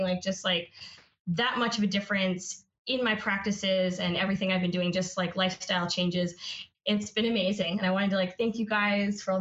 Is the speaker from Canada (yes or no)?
yes; Regina, Saskatchewan, Canada; moved away as an adult; now in California, United States; I'm originally from Saskatchewan, which is in Canada. I grew up in Regina, Saskatchewan